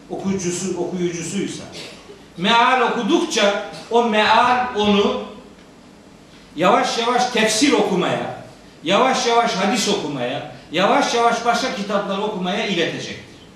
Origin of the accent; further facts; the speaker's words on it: Anatolia, Turkey; born there; O itibarla madem ki Anadolu'da doğduk, madem ki Müslüman ailelerin çocuklarıyız, madem ki kitabımız diye Kur'an kabulümüz var, o zaman bu kitapla tanışık ve barışık olmak zorundayız.